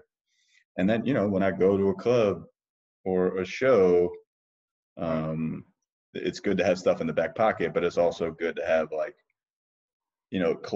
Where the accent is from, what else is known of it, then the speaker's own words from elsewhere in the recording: New Jersey, United States; I was born and raised in New Jersey, but my parents are from Ahmedabad and Vadodara.